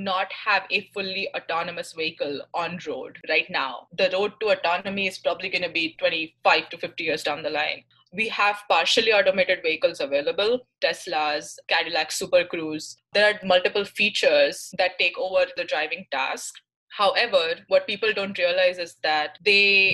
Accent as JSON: {"language": "English", "town": "Mumbai", "region": "Maharashtra", "country": "India", "moved": "as an adult", "lives_now": "Michigan, United States", "said": "I'm from Mumbai, India, and I've been in the US for 5 years now."}